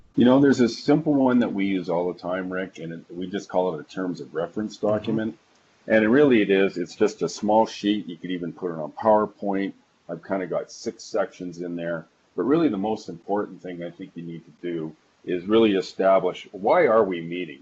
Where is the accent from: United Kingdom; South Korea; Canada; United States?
Canada; Calgary, Alberta; calling in from Calgary. Uh, that's my hometown. That's where I was actually born and raised.